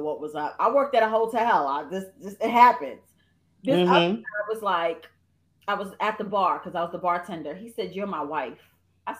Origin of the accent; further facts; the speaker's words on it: New York, United States; moved away as an adult; also born or lived in Charlotte; now in Greensboro, United States; I was from New York